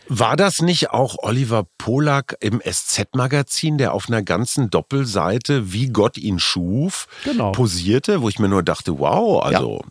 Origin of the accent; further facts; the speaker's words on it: Münster, North Rhine-Westphalia, Germany; Münster, wie du weißt, ist meine Heimatstadt.